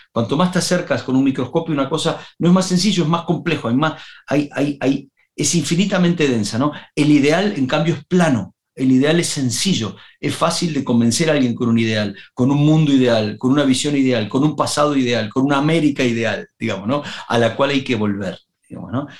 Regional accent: Uruguay; moved away; Me había ido de Uruguay y tenía nostalgia de mi tierra

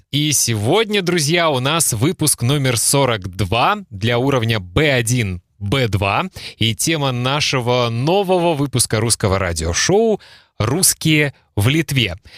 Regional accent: Russia; moved away as an adult; now in Klaipėda, Lithuania; я родился в России, и э, когда мне было 23 года, я закончил университет

